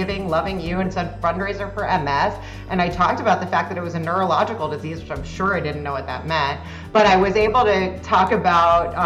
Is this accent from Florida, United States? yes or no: yes; South Florida, United States; also born or lived in New York; I did grow up for the most part in South Florida